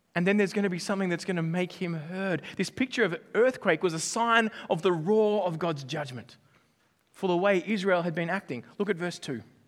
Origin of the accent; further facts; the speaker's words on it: Australia; I'm Australian